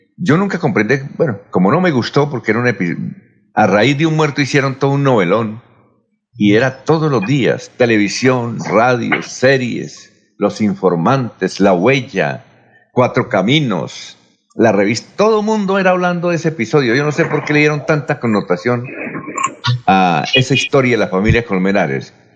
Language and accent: Spanish; Barichara, Santander, Colombia; en Barichara, mi tierra